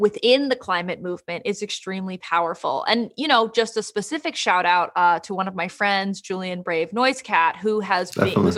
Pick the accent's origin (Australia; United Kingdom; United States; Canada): Canada; I am from Canada